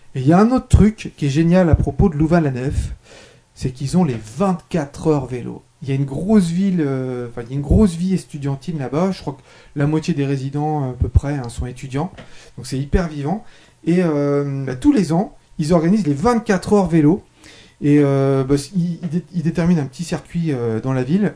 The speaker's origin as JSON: {"language": "French", "country": "France", "said": "je suis français"}